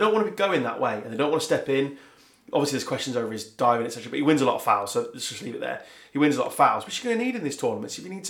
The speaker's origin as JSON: {"language": "English", "region": "England", "country": "United Kingdom", "said": "clearly I'm English"}